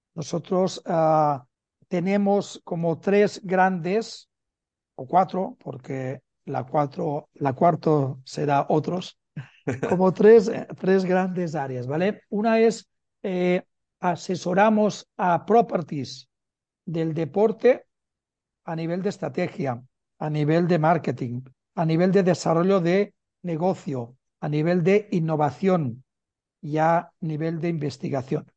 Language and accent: Spanish; Barcelona, Catalonia, Spain; now in Madrid, Spain; nacido en Barcelona y vivo en Madrid